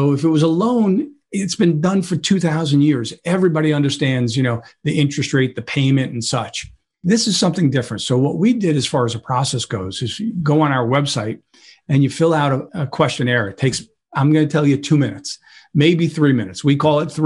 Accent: New York City, New York, United States; I grew up in Brooklyn

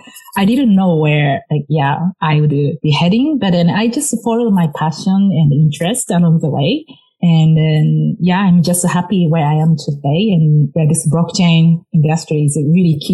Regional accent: Japan; moved away as an adult; now in United States; growing up in Japan

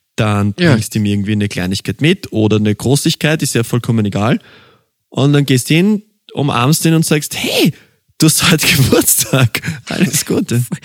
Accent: Vienna, Austria; ich bin ein Wiener und bei uns gibt's einen gespritzten

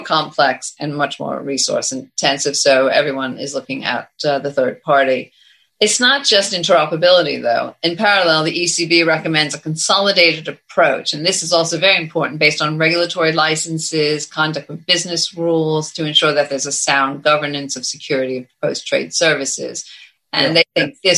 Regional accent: United States; moved away as an adult; now in United Kingdom; having lived here for so many years as an American

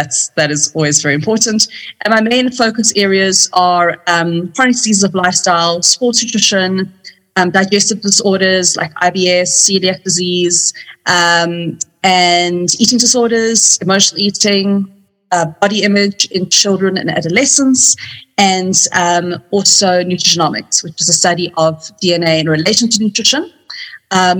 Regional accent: Cape Town, Western Cape, South Africa; moved away as an adult; now in Johannesburg, South Africa; I'm from Cape Town originally.

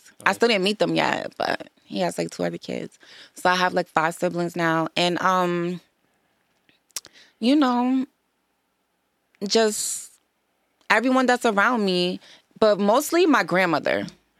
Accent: New York, United States; also born or lived in Boston; Various places, New York and Boston.

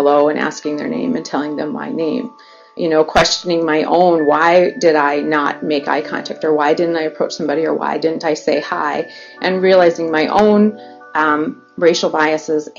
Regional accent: Grand Rapids, Michigan, United States; both Mike and I grew up here in Grand Rapids

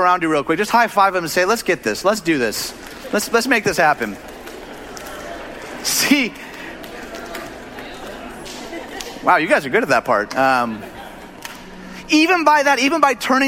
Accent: Detroit, Michigan, United States; moved away; I'm from Detroit.

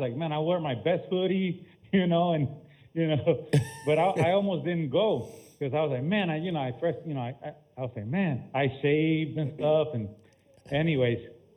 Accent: Puerto Rico; moved away; also born or lived in Tampa, Florida; I was born and raised in Puerto Rico, and I moved to Tampa

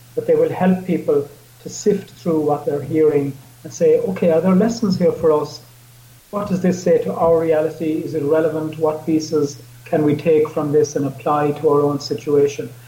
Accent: Ireland

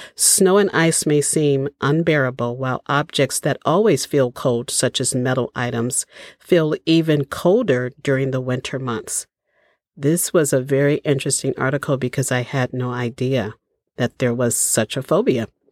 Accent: Chicago, Illinois, United States; moved away; I grew up in Chicago

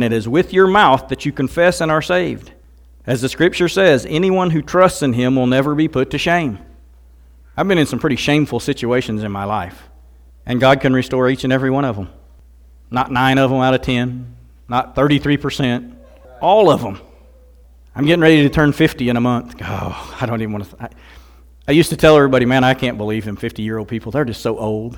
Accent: Missouri, United States; I'm from Missouri

